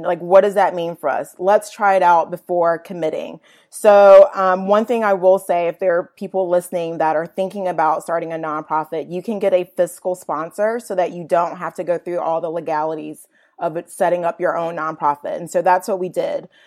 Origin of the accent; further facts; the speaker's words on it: Virginia, United States; moved away as an adult; also born or lived in Atlanta, Georgia; now in Chattanooga, United States; I grew up in Virginia, went to college in Northern Virginia, D C area, George Mason University